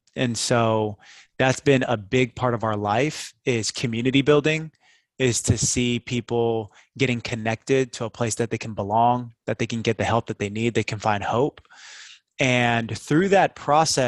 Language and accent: English; Seattle, Washington, United States; moved away as an adult; also born or lived in Bay Area; I grew up in Seattle, went to University of Washington, got married right after we graduated. Me and my wife, Kim, moved down to the Bay Area